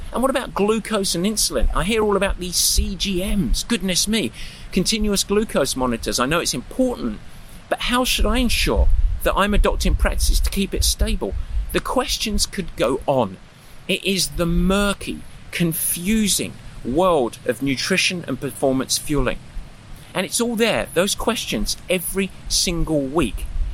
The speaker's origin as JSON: {"language": "English", "region": "England", "country": "United Kingdom", "said": "yogurts or yogurts, thank you very much, I'm English"}